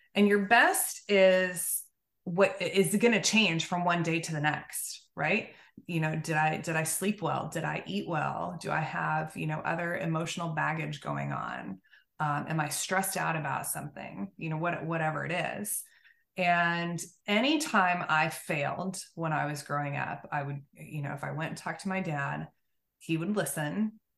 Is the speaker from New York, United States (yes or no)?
no; Oklahoma, United States; I grew up in Oklahoma, so kind of a southernish way of, of living.